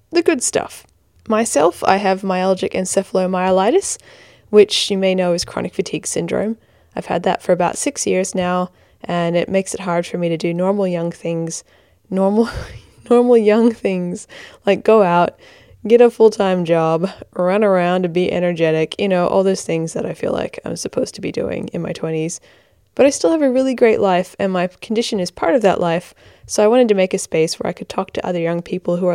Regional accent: Australia; accent: hybrid American Australian; I am American Australian. So I'm an Australian who has American parents, uh, child of migrants, and that's why I've got this funny hybrid accent.

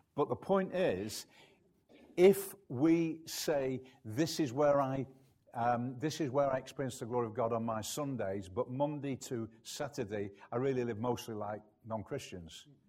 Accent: United Kingdom; I'm British

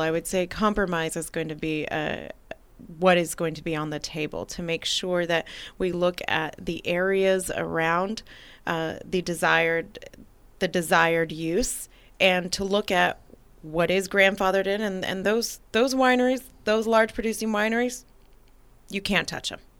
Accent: Napa, California, United States; also born or lived in St. Helena; now in American Canyon, United States; having been born and raised in Napa

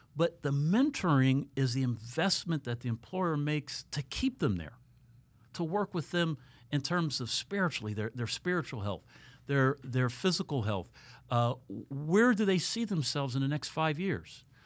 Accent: Columbus, Ohio, United States; moved away as an adult; now in South Florida, United States; I'm originally from Columbus, Ohio

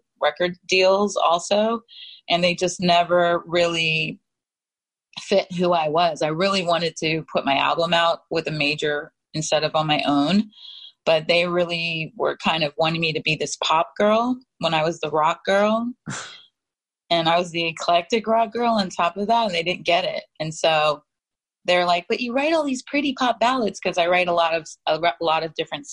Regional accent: Wilmington, Delaware, United States; moved away as an adult; also born or lived in New York; now in California, United States; I'm from Wilmington, Delaware. And I grew up going to New York to see Broadway and different things.

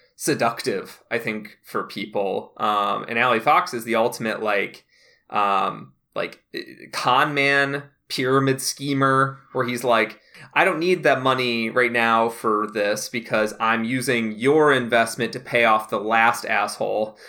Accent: Midwest, United States; And I'm from the Midwest. I'm from Mike Pence territory.

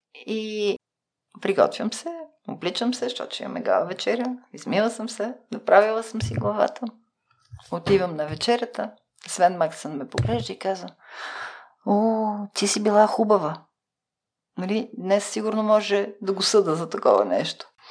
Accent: Bulgaria; аз идвам от България

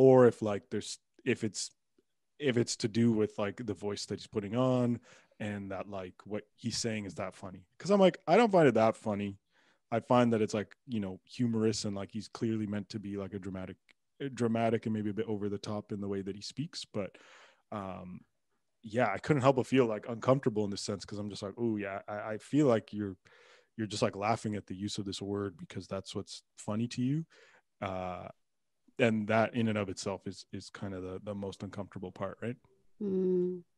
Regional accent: Pickering, Ontario, Canada; I grew up in Pickering, Ontario

